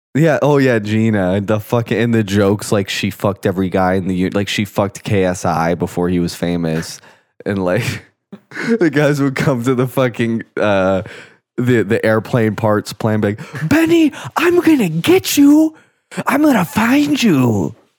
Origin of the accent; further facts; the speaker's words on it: Florida, United States; growing up in Florida